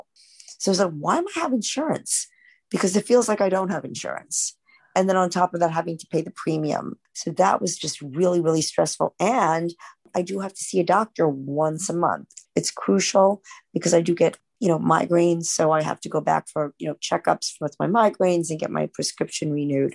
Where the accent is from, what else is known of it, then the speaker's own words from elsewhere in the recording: New York City, New York, United States; also born or lived in Flushing, Queens; Born and raised in Manhattan